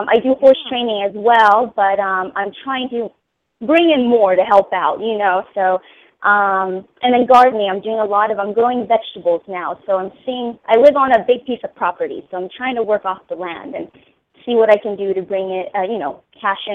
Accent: Philippines; also born or lived in Hawaii; now in United States; I have lived there before when I was born in the Philippines, and then I went to Hawaii before I transitioned to the States

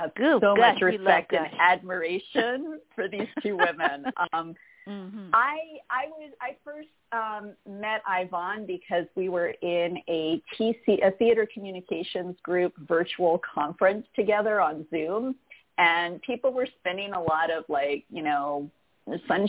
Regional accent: New York, United States; also born or lived in Chicago; now in California, United States; I'm originally from New York. I just kind of kept gradually making my way west until I landed in California

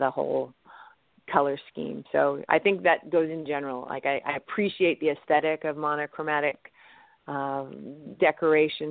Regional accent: Canada; And as I'm Canadian

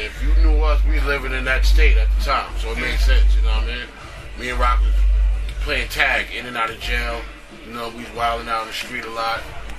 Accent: New York, United States; I'm from New York.

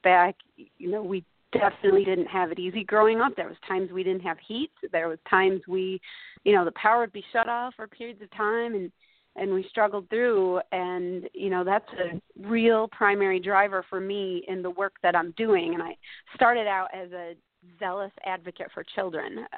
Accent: Bridgewater, New York, United States; I grew up in a really small town in southern Oneida County in the center of upstate New York, a little town called Bridgewater

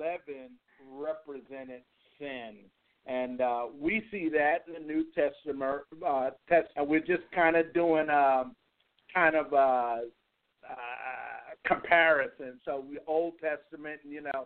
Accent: New York, United States; now in Nashville, United States; I grew up in New York

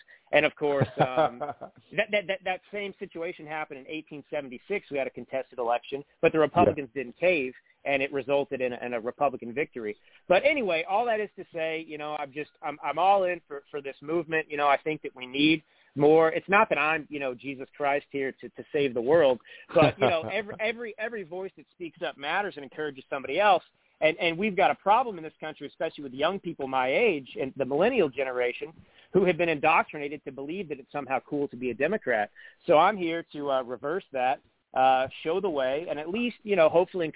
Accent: Texas, United States; moved away as an adult; also born or lived in Italy / California; now in Napa Valley, United States; I grew up in Texas, but I haven't lived there since I was 18. But I lived in Italy for about 5 years.

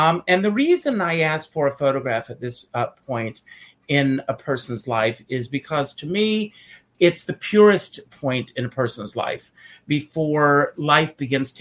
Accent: Myrtle Beach, South Carolina, United States; I am from Myrtle Beach, South Carolina

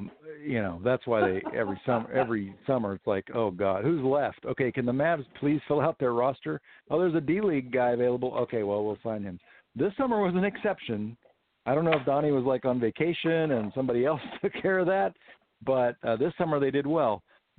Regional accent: Houston, Texas, United States; I'm from Houston.

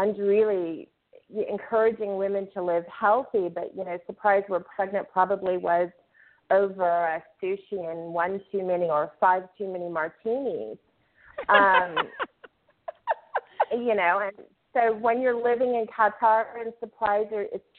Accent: United States; moved away as an adult; now in Lebanon; I'm a displaced American

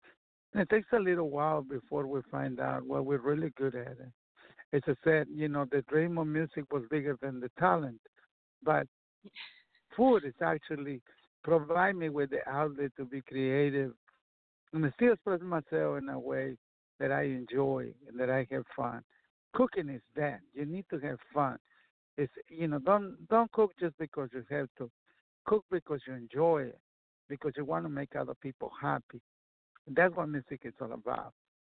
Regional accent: Texas, United States; I grew up in Texas, and I played music while I worked and did a bunch of other stuff along the way.

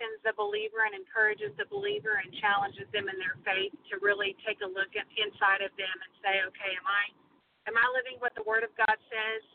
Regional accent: Midland, Texas, United States; moved away as an adult; also born or lived in Houston, Texas / Oklahoma; now in Fort Worth, United States; We are both native Texans. I was born in Houston, and we kind of moved around a lot with my dad being a pastor. But we settled down in the Odessa Midland area when I was probably, I think, in third grade

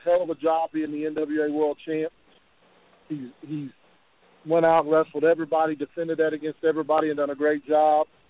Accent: West Virginia, United States; West Virginia is my home state, as my little say. I grew up there most of my life anyway. I'm just an old country boy.

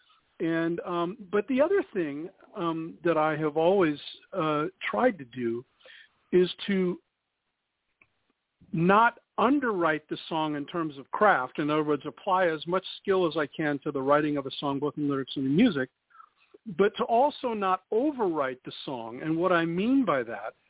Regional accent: Downey, California, United States; Downey, California, which is my hometown

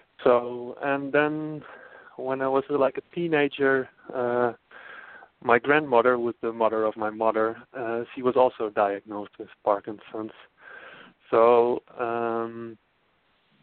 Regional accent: Friesland, Netherlands; moved away as an adult; also born or lived in Amsterdam, Netherlands; now in Portland, United States; I am originally from the Netherlands. I grew up in the northern part of the Netherlands, the Frisian part.

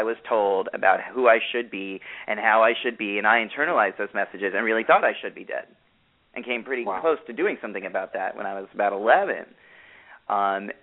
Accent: New York, United States; I'm a New Yorker

